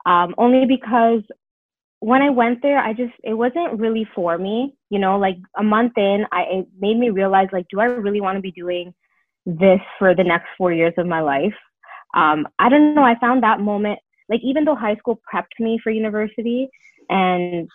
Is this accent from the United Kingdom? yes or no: no; Brampton, Ontario, Canada; also born or lived in Toronto, Ontario; I moved to Brampton, Ontario, and I grew up there